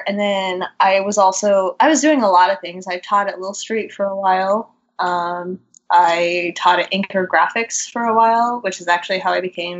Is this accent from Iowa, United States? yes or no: no; Idaho, United States; moved away as an adult; now in Chicago, United States; I am originally from Idaho. I grew up in a small-ish town in the northwest in Idaho and went to Boise State University for my undergrad